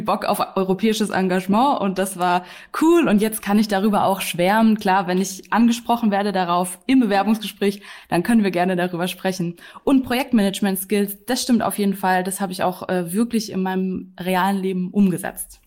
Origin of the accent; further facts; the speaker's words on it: Germany; als Deutsche